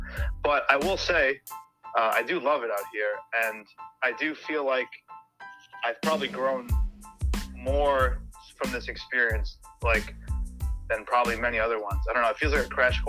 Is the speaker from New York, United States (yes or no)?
yes; New York, United States; moved away as an adult; now in Massachusetts, United States; So I'm from New York originally. I was pretty much there my whole life